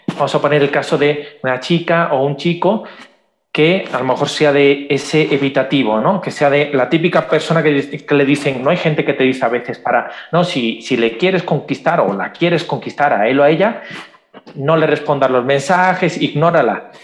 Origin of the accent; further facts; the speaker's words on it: Spain; soy de España